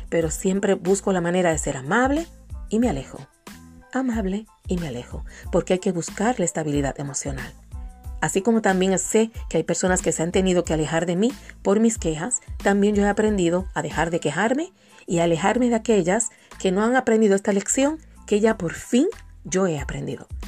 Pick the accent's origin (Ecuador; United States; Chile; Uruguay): United States; Biloxi, Mississippi; born there; Nací en Biloxi, Mississippi, por eso empieza con M. Mississippi, el estado donde nació Elvis Presley y Oprah. Ahí nací yo. Mi papá estaba en la Fuerza Aérea y estábamos en la base Kistler en Biloxi, Mississippi y ahí llegó la cigüeña.